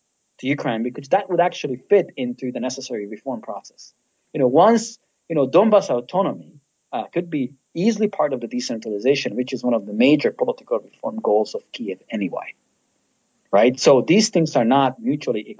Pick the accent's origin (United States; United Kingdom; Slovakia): Slovakia; I'm from Slovakia as a Hungarian